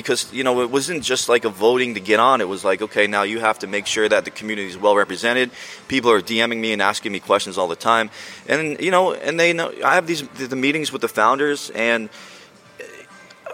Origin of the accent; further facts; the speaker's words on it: New Jersey, United States; I grew up in Jersey, not far from here